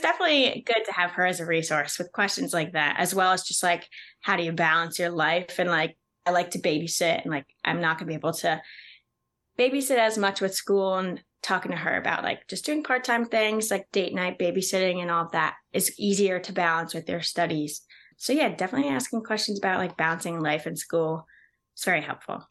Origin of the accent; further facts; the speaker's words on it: New Jersey, United States; also born or lived in Pennsylvania; my hometown is in New Jersey